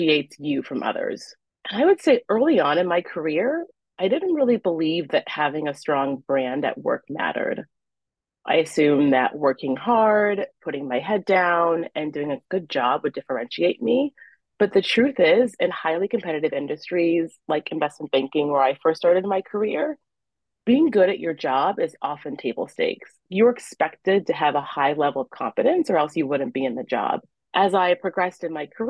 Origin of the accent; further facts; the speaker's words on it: Iowa City, Iowa, United States; also born or lived in Nigeria; when you are a child growing up in Iowa City, Iowa, as I did